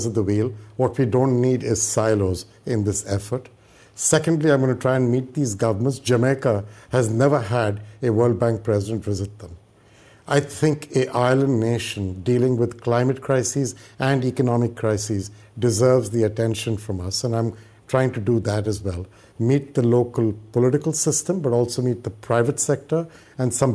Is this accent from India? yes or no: yes; India; moved away as an adult; now in United States; I grew up in India. I studied in India